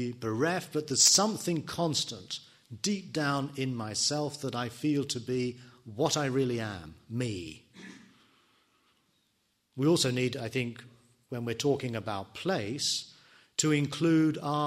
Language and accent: English; England, United Kingdom; me being an Englishman, me being a teacher, me being a son, a husband